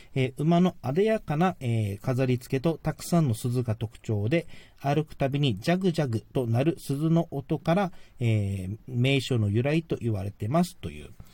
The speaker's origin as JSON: {"language": "Japanese", "region": "Okinawa", "country": "Japan", "said": "自分沖縄なので、まあ、沖縄は沖縄のそのエーサー"}